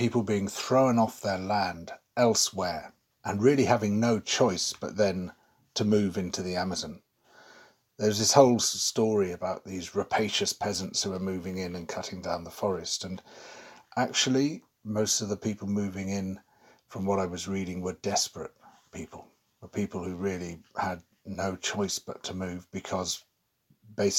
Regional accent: United Kingdom; also born or lived in Manaus, Brazil; I'm a British journalist

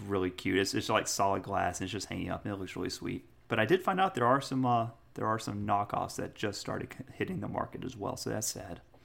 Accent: United States; I'm an American

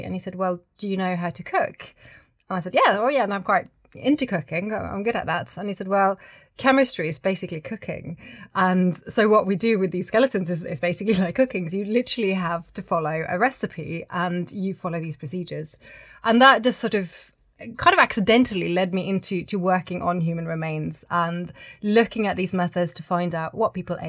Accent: Oslo, Norway; I grew up in Oslo in Norway

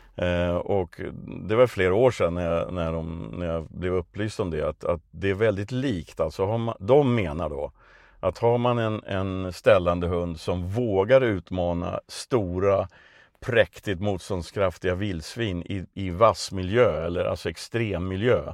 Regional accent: Stockholm, Stockholm County, Sweden; moved away as an adult; also born or lived in Värmland; now in Östergötland, Sweden; jag är från ett ställe som förr hette Sibirien i Vasastan i Stockholm.

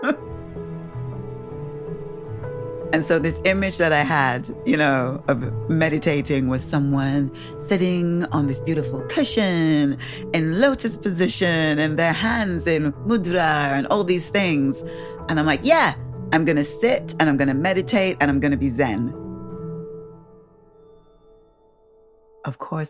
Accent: Saint James Windward Parish, St. Kitts & Nevis; also born or lived in Manchester, England; I moved to the Caribbean when I was 11. So I grew up on this tiny island

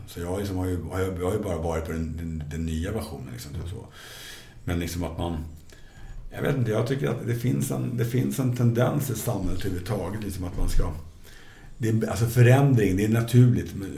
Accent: Stockholm, Stockholm County, Sweden; jag växte upp i Stockholmsförorterna

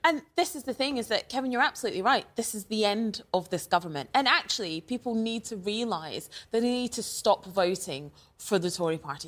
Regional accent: Scotland, United Kingdom; Growing up in Scotland

